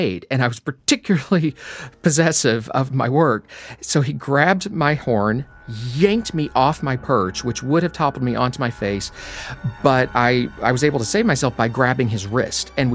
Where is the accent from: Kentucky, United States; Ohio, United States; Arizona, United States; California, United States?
Kentucky, United States; Appalachia, eastern; So I grew up in Appalachia in eastern Kentucky, right in the middle of coal country